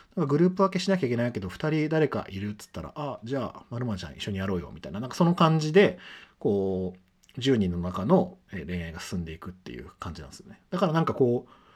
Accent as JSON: {"language": "Japanese", "region": "Chiba", "country": "Japan", "tie": "born or raised there", "said": "地元は千葉の海浜幕張、幕張メッセとか幕張マリンスタジアムがある埋め立て地"}